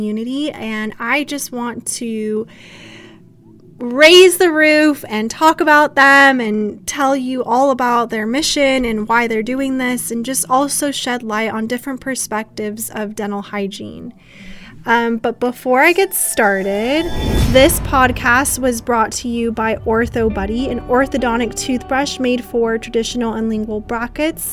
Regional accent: United States; accent: American; back to my American accent.

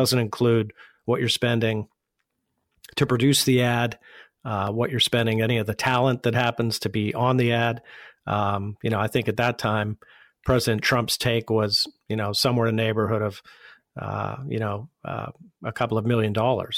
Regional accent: Pittsburgh, Pennsylvania, United States; moved away as an adult; also born or lived in Washington, D.C.; I was born and raised here in Pittsburgh.

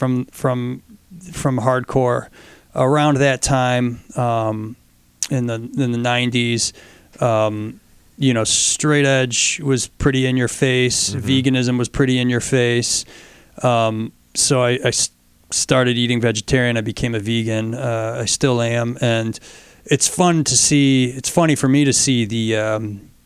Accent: Fairport, New York, United States; I grew up in Fairport

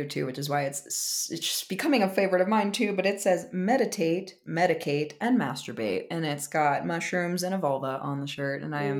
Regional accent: Maryland, United States; also born or lived in New Jersey; I am from New Jersey, and how do I make this short? So I'm from New Jersey. My parents divorced when I was maybe a year old, and I grew up in Maryland with my mom and my stepdad, and I moved back to Jersey in 2010 to go to college.

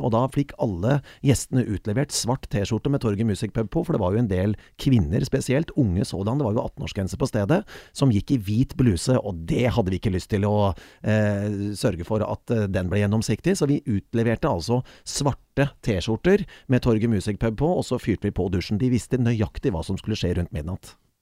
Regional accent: Kongsberg, Buskerud, Norway; moved away; also born or lived in Bergen; Kongsberg er jo min hjemby

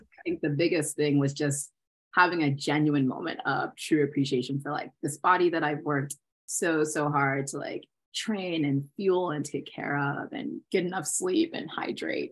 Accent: Maryland, United States; I'm from Maryland from the suburbs.

